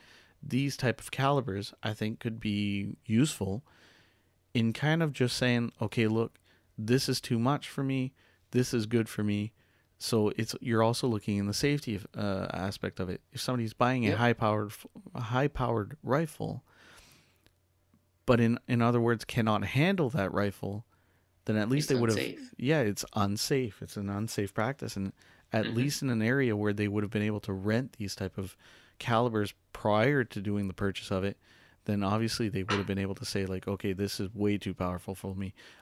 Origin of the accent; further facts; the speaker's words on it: Bathurst, New Brunswick, Canada; now in Tracadie, Canada; we're from Bathurst